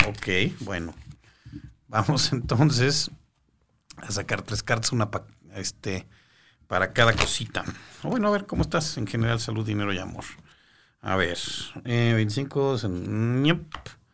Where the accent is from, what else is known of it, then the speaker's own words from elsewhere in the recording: Mexico City, Mexico; Yo soy de la Ciudad de México, sí, yo aquí estoy en la Ciudad de México